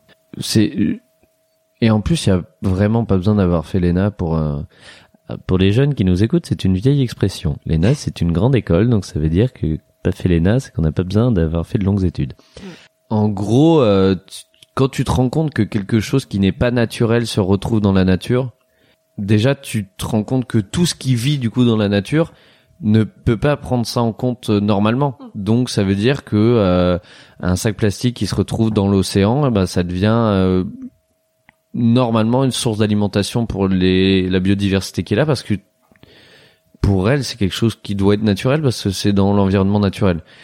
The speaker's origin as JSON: {"language": "French", "town": "Roanne", "region": "Auvergne-Rhône-Alpes", "country": "France", "tie": "born or raised there", "moved": "yes", "lives_now": "Paris, France", "said": "ma ville natale, Roanne"}